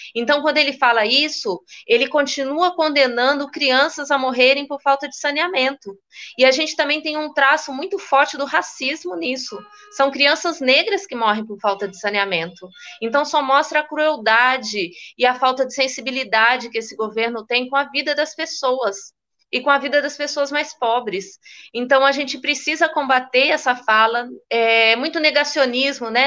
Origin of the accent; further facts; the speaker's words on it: Minas Gerais, Brazil; Eu, como mineira